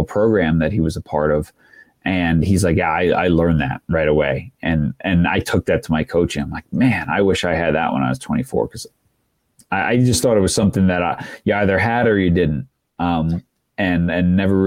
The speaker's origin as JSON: {"language": "English", "area": "Long Island", "region": "New York", "country": "United States", "tie": "born or raised there", "said": "I grew up in New York on Long Island and right on the water"}